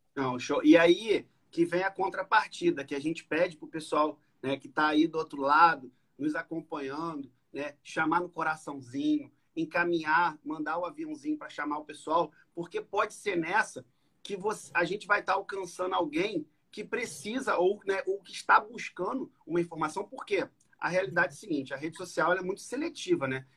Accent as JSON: {"language": "Portuguese", "town": "Macaé", "region": "Rio de Janeiro", "country": "Brazil", "tie": "born or raised there", "said": "nascido e criado em Macaé"}